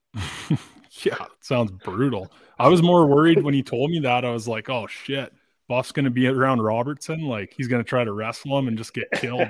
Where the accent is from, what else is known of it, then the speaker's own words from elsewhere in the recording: Dryden, Ontario, Canada; I grew up in Dryden